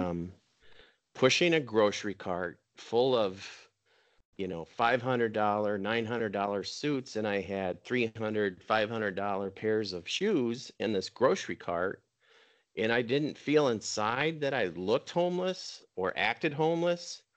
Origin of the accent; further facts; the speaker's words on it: Minnesota, United States; I grew up water skiing in Minnesota